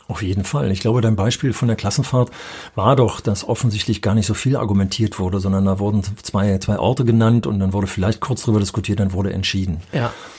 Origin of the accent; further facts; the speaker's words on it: Berlin, Germany; moved away; als Berliner Schüler